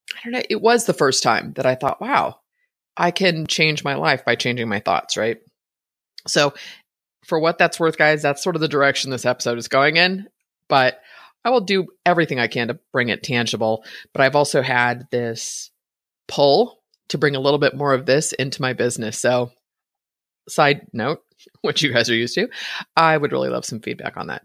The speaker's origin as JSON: {"language": "English", "area": "Bay Area", "region": "Northern California", "country": "United States", "tie": "born or raised there", "said": "I was born and raised in the Bay Area in Northern California"}